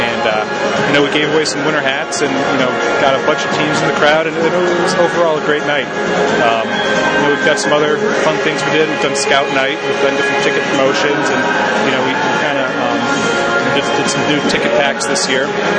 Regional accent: Sudbury, Massachusetts, United States; I was born and raised out in Sudbury, and it was a good opportunity to come home

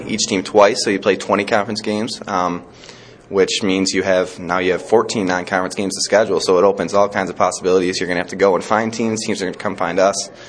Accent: Buffalo, New York, United States; moved away; I'm from uh, Buffalo. Buffalo is my hometown

